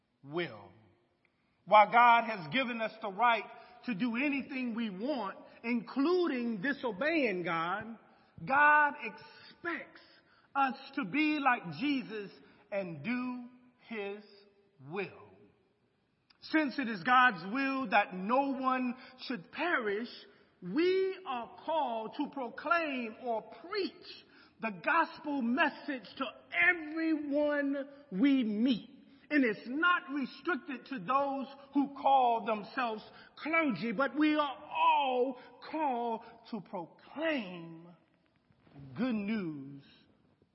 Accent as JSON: {"language": "English", "country": "United States", "said": "I love being an American"}